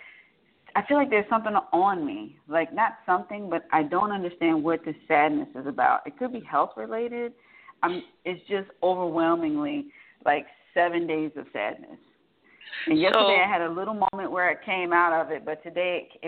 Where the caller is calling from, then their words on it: Atlanta, Georgia, United States; I am calling from Atlanta, Georgia.